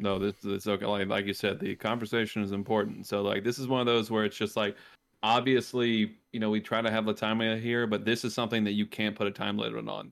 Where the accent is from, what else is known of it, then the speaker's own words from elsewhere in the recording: Louisiana, United States; my home state, Louisiana